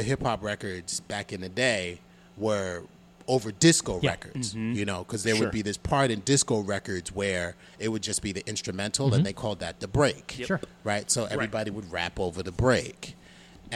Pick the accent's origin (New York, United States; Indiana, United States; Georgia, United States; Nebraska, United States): New York, United States; New York City; I grew up in the Bronx